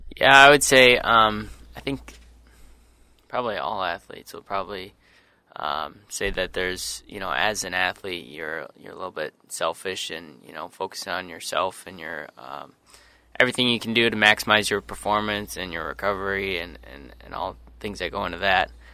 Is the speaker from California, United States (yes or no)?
no; Sioux Falls, South Dakota, United States; moved away as an adult; now in Eau Claire, United States; I'm from Sioux Falls, South Dakota